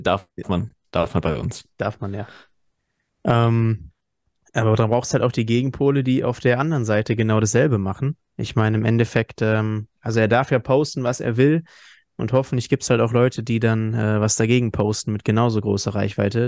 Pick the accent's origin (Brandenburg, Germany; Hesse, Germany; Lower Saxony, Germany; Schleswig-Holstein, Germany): Hesse, Germany; wir kommen ja aus Hessen